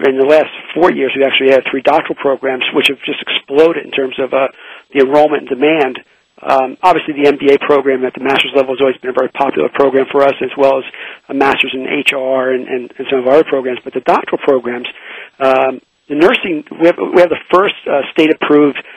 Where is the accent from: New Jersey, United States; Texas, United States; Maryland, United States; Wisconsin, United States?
New Jersey, United States; also born or lived in Philadelphia, Pennsylvania; now in Pittsburgh, United States; I my home originally is from New Jersey